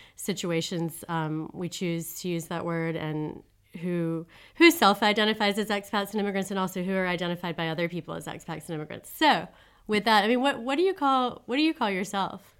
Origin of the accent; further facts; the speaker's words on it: United States; moved away as an adult; also born or lived in Switzerland; now in Paris, France; I'm an American citizen, and I'm a French citizen now, too